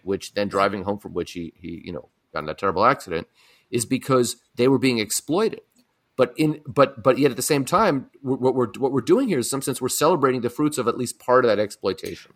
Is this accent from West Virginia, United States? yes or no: no; San Francisco, California, United States; I grew up in San Francisco